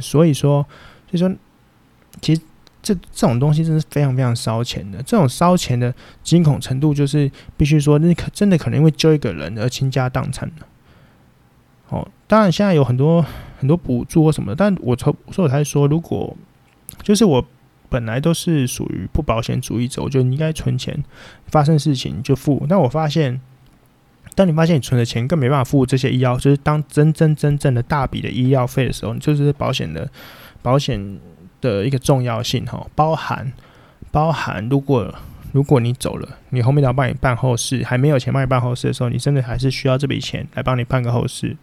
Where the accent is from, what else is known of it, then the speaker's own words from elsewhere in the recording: Taipei, Taiwan; 我们以前不用考，因为我们要用在校成绩，全台北市的成绩去做比拼